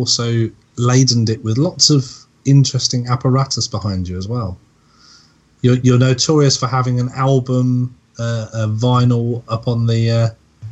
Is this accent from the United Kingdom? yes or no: yes; Essex, East of England, United Kingdom; moved away; I sound like I'm still from Essex